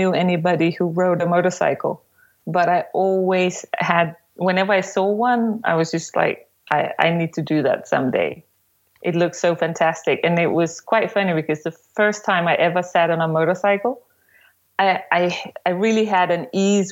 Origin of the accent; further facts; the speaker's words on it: Copenhagen, Capital Region of Denmark, Denmark; I am from Copenhagen in Denmark